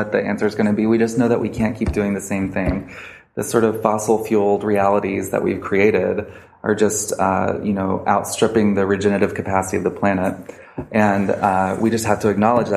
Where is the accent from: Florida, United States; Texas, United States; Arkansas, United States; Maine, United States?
Arkansas, United States; Little Rock; I grew up in the South of the United States, right? And I went to school at Little Rock Central High School